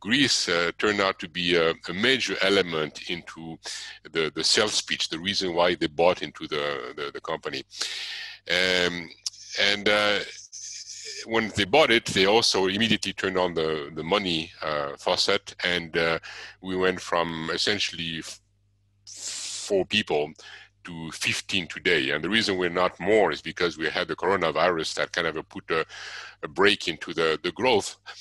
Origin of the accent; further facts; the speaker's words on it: Switzerland; moved away as an adult; also born or lived in Arizona, United States; I was born and raised in Switzerland. I moved to the USA when I was 23